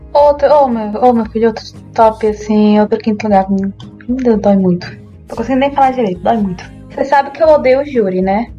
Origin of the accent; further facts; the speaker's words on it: interior of Ceará, Brazil; also born or lived in Centre-West Brazil; Eu sou cearense, gente. Eu sou nascida no interior do Ceará, minha família é do interior do Ceará